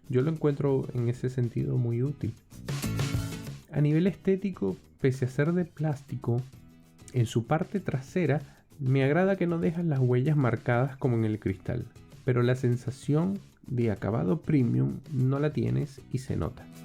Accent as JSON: {"language": "Spanish", "country": "Venezuela", "said": "Soy venezolano y he tenido la oportunidad de vivir en varios países."}